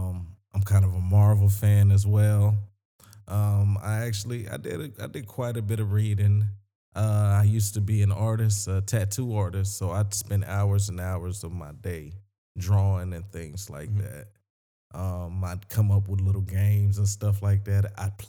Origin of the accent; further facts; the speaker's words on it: Sumter, South Carolina, United States; I'm from Sumter, South Carolina.